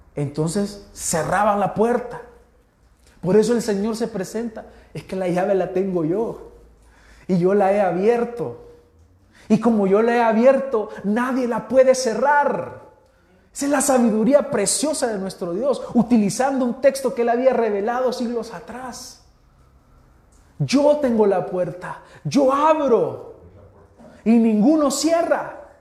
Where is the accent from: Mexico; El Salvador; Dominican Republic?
El Salvador; Nosotros que somos pipiles.